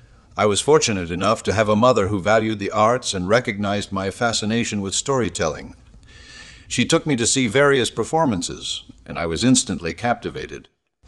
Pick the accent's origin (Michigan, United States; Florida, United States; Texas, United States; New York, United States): Michigan, United States; Detroit; I grew up in Detroit, Michigan during the Great Depression, which brought with it certain hardships.